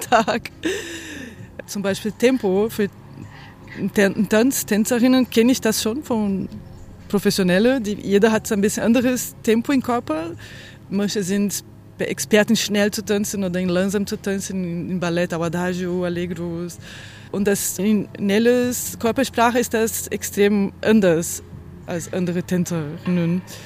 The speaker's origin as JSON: {"language": "German", "country": "Brazil", "tie": "born or raised there", "second_language": "German", "moved": "yes", "lives_now": "Germany", "said": "Ich bin in Brasilien geboren und lebe in Deutschland seit vielen Jahren"}